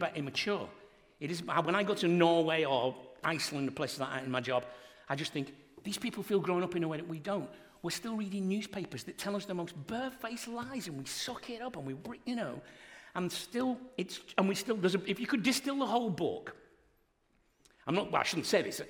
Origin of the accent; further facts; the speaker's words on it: Wigan, North West England, United Kingdom; George Orwell wrote about my hometown, Wigan